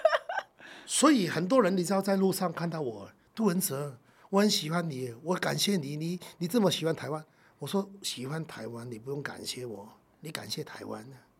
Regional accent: Hong Kong; moved away as an adult; now in Taiwan; 这是我出生的地方啊，永远的故乡

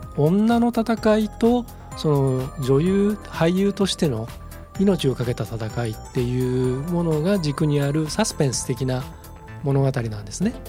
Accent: Japan; 僕も日本人

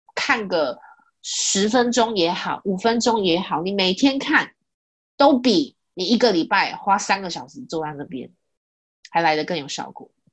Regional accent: Kaohsiung, Taiwan; 我是高雄人

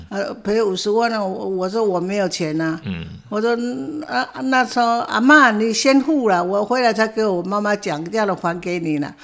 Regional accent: Taiwan; 我们台湾话叫喝彩

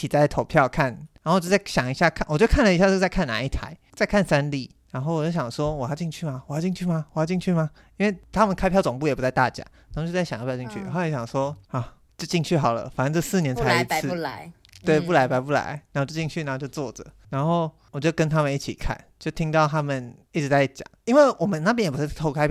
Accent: Miaoli County, Taiwan; 我朋友就他刚好要回苑里，那离我的老家很近，就老家在海线

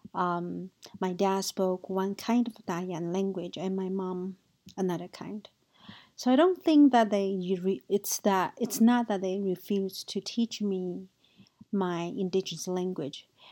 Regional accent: Taiwan; my childhood growing up in Taiwan.

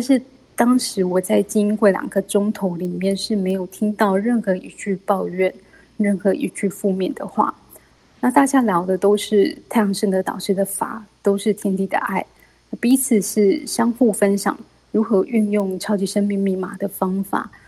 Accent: Kaohsiung, Taiwan; 我是来自高雄的

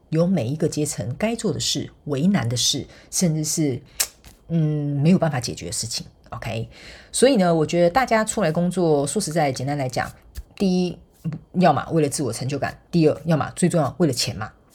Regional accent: Taiwan; 我们台湾人叫做看， 看， 跨秋亏

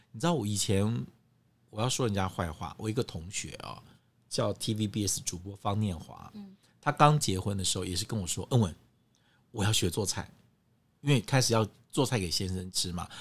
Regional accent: Guangdong, China; 那是我们广东人的蒸法

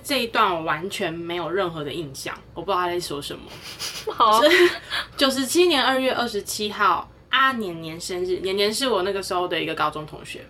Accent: Taiwan; 这是身为台湾人值得骄傲的地方。

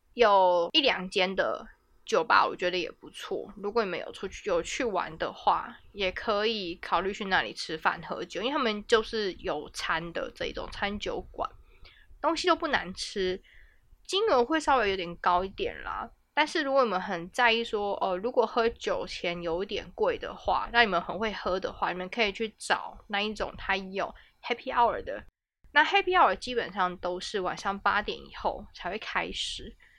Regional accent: Taiwan; also born or lived in Berlin, Germany; 我们台湾人

